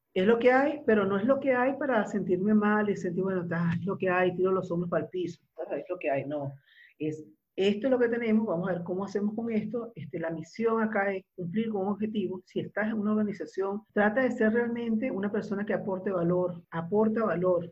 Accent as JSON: {"language": "Spanish", "country": "Venezuela", "moved": "as an adult", "lives_now": "Uruguay", "said": "yo soy venezolana, la, caribeña"}